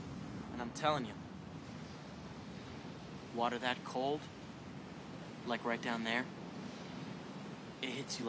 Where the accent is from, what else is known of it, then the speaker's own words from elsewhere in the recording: Chippewa Falls, Wisconsin, United States; Well, they have some of the coldest winters around. I grew up there near Chippewa Falls. I remember when I was a kid, me and my father, we went ice fishing out on Lake Wissota.